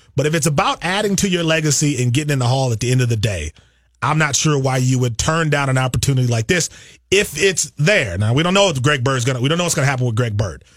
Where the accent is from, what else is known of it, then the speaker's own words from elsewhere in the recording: Milwaukee, Wisconsin, United States; I'm from Milwaukee